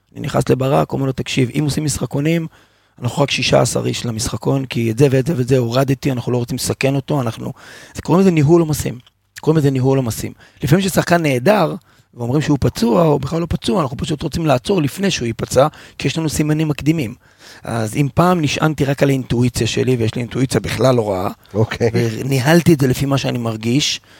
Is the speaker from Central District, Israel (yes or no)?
no; Haifa, Haifa District, Israel; שגדלתי בתור ילד חיפאי אוהד מכבי חיפה